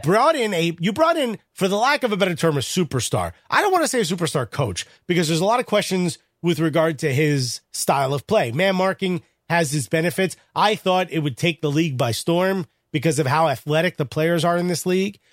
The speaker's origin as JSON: {"language": "English", "town": "Newark", "region": "New Jersey", "country": "United States"}